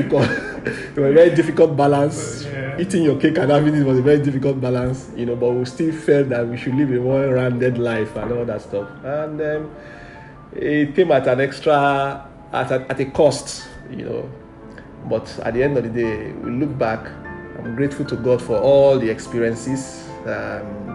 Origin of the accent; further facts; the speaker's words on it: Warri, Delta, Nigeria; I grew up in the center of town of Wari. And growing up in Wari was quite an interesting experience